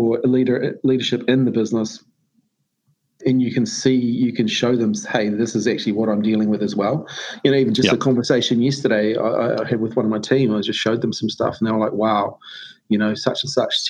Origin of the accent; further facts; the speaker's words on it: New Zealand; I'm a Kiwi bloke, traditional, you know, rugby, racing and beer and stuff